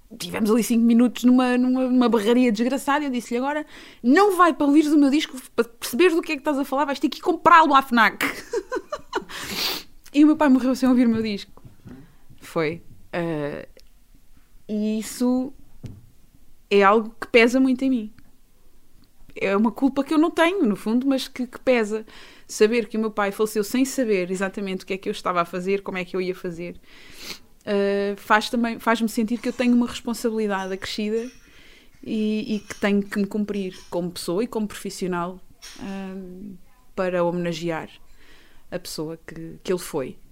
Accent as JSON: {"language": "Portuguese", "country": "Portugal", "said": "enquanto portuguesa"}